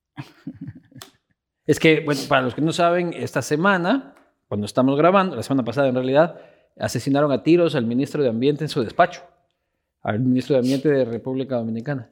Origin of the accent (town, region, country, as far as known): Ecuador